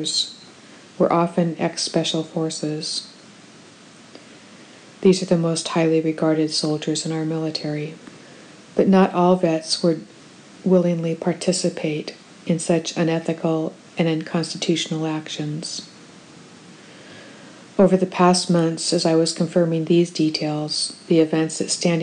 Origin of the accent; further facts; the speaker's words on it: United States; an American who was raised to believe that my country does not use children as soldiers